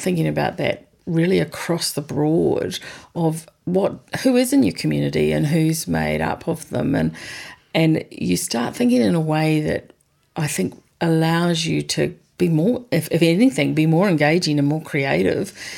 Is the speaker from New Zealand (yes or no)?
yes; New Zealand; as a New Zealander